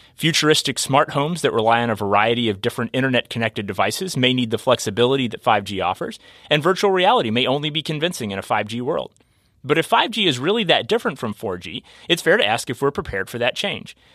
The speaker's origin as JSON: {"language": "English", "region": "Kentucky", "country": "United States", "tie": "born or raised there", "said": "I'm a Kentucky native"}